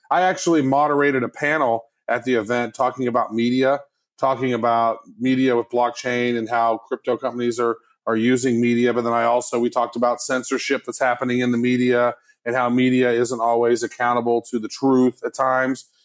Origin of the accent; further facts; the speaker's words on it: United States; I'm American